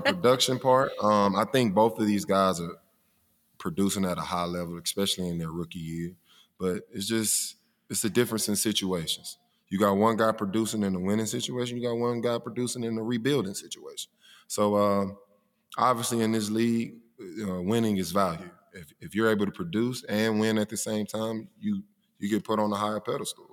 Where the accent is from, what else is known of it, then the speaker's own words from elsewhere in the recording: Mobile, Alabama, United States; I'm from Mobile